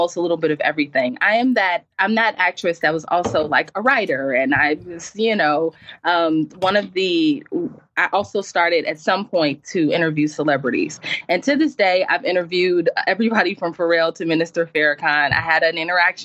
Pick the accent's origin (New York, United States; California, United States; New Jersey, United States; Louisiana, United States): Louisiana, United States; New Orleans; moved away as an adult; now in Los Angeles, United States; I moved to Los Angeles right after Hurricane Katrina. I'm from New Orleans.